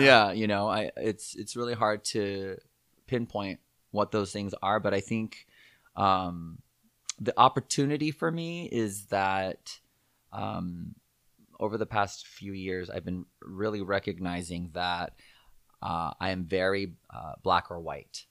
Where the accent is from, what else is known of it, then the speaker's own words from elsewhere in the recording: Southern California, United States; also born or lived in Monterey Park, California / Walnut, California / Torrance, California / Aliso Viejo, California; I was born in Monterey Park, California. Um, and, uh, and I was kinda raised all over, actually. We lived in Walnut for a little bit, and then, um, then we moved to Torrance